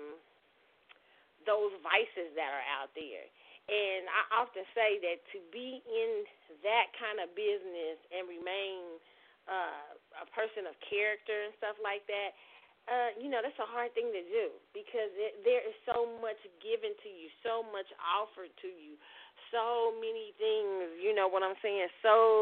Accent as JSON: {"language": "English", "town": "Kansas City", "country": "United States", "tie": "born or raised there", "said": "me growing up in Kansas City"}